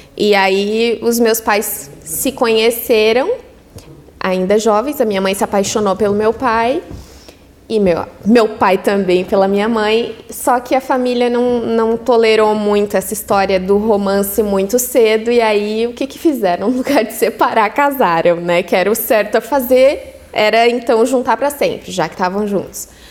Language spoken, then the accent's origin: Portuguese; Araranguá, Santa Catarina, Brazil; moved away; also born or lived in Orleans; foi onde eu nasci, onde eu me criei, onde vivi com os meus